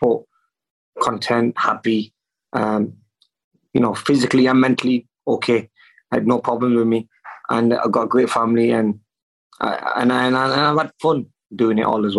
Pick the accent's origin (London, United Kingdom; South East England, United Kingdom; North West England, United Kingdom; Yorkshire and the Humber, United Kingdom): North West England, United Kingdom; Manchester; in Manchester, in my hometown